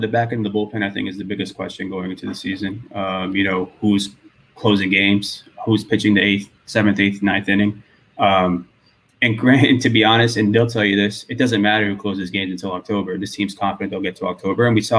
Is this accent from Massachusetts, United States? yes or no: yes; Worcester, Massachusetts, United States; moved away as an adult; now in Los Angeles, United States; I'm from Massachusetts, Worcester. I grew up in Mass.